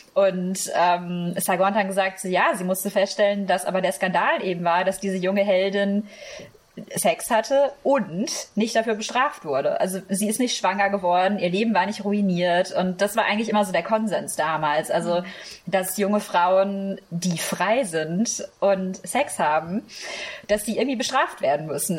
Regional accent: Germany; also born or lived in France; bin ich Deutsche. Aber so vom Herz her bin ich dann doch eher Europäerin oder eben auch Französisch

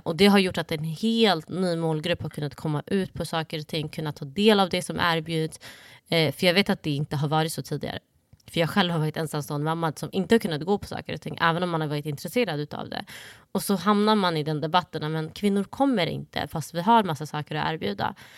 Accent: Sweden; Swedish is a second language; jag kom till Sverige när jag var sju, sju år

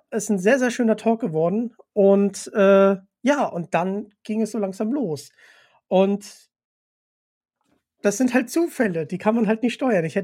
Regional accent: North Rhine-Westphalia, Germany; now in Hamburg, Germany; Ich bin ja leider kein gebürtiger Hamburger. Ja. Ich bin zugezogen aus Nordrhein-Westfalen.

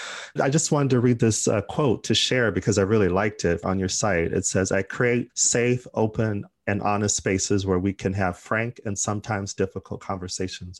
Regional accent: Arizona, United States; now in United Kingdom; I'm from Arizona

